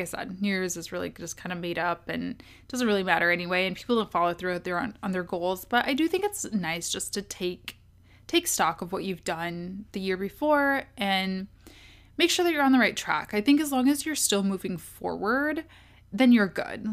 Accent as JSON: {"language": "English", "town": "Kalamazoo", "region": "Michigan", "country": "United States", "tie": "born or raised there", "also_born_or_lived": "Washington, D.C. / Ann Arbor, Michigan / Detroit, Michigan", "moved": "as an adult", "said": "am from Kalamazoo. Um, that's a town in Michigan"}